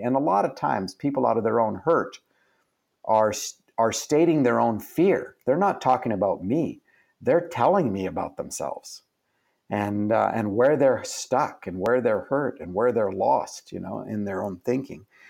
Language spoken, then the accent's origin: English; Canada; I'm Canadian